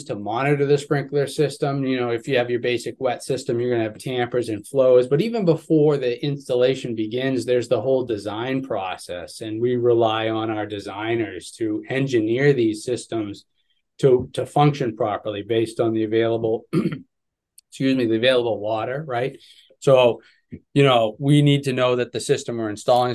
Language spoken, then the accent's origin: English; Ipswich, Massachusetts, United States; I grew up in Ipswich, Mass